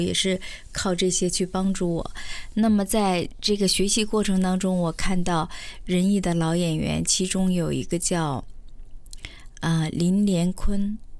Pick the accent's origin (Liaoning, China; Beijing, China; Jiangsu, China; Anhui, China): Liaoning, China; Shenyang; 我是来自北方沈阳